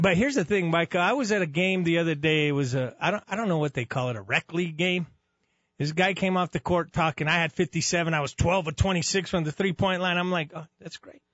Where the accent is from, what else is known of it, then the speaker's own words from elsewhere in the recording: Los Angeles, California, United States; now in Albuquerque, United States; I was born in Los Angeles, California, raised here